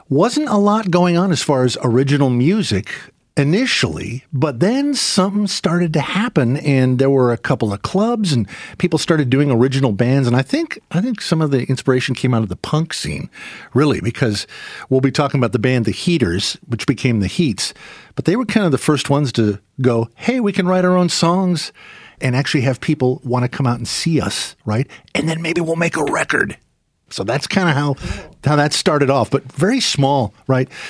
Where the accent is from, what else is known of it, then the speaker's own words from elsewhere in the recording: Olympia, Washington, United States; my hometown of Olympia